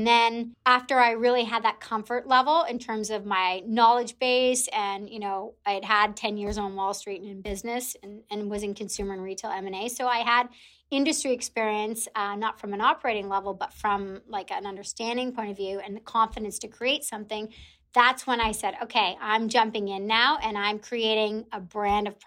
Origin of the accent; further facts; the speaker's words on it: Canada; also born or lived in Toronto; I'm Canadian, so living in Toronto